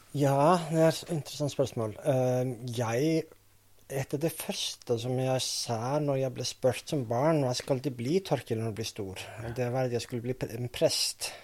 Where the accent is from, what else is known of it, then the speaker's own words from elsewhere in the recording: Reykjavik, Iceland; Norwegian is a second language; moved away as an adult; also born or lived in Vestmannaeyjar, Iceland; now in Norway; Mens jeg bodde i Reykjavik, eller familien bodde i Reykjavik, og så etter at vi flytta fra Reykjavik til Vestmaner